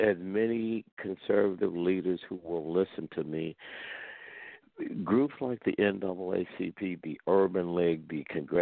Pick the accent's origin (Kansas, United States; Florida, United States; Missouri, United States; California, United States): Missouri, United States; St. Louis; moved away as an adult; now in Washington, D.C., United States; the way I grew up back in St. Louis.